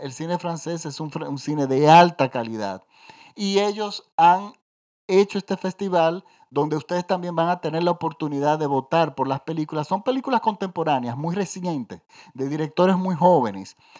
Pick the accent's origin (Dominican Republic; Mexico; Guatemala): Dominican Republic; en mi país, yo vivo en la República Dominicana